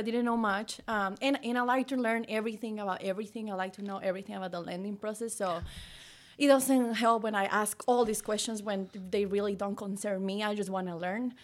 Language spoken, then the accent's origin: English; Mexico; moved away as an adult; now in United States; I'm from Mexico, you know, and I moved here when I was eighteen